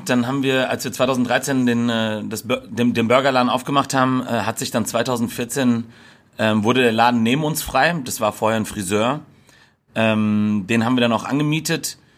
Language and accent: German; Giessen, Hesse, Germany; bin äh, mittlerweile 33 Jahre alt, bin geboren und aufgewachsen in Gießen, hab, äh, hab die Ecke hier nie verlassen